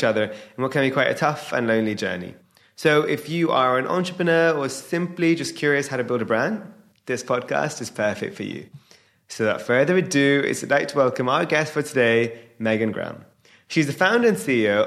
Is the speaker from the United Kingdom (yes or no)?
yes; United Kingdom; I'm a British Indian entrepreneur